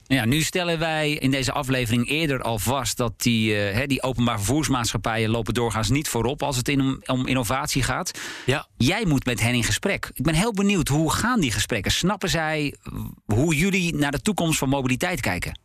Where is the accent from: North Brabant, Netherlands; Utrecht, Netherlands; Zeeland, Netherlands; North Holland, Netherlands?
North Holland, Netherlands; Hensbroek; ik van Hensbroek, waar ik ben geboren, naar Alkmaar